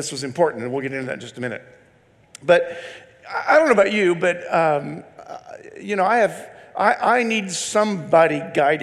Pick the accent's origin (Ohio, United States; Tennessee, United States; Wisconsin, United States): Ohio, United States; moved away; also born or lived in Indiana; I grew up in Ohio, went to school in Indiana